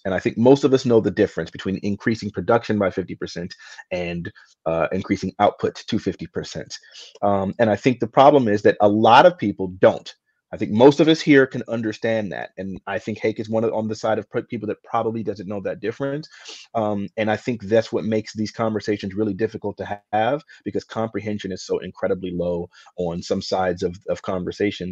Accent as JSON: {"language": "English", "country": "United States", "said": "as an American that loves freedom"}